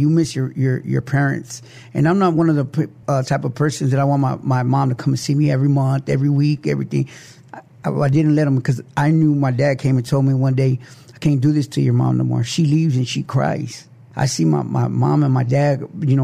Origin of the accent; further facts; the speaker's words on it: Lansing, Michigan, United States; also born or lived in San Antonio, Texas; now in South Texas, United States; I came from Detroit, Michigan, Lansing, Michigan.